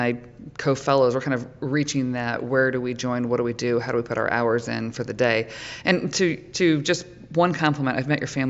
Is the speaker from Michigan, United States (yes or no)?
yes; Michigan, United States; I grew up in Michigan, and we learned how to ski on ice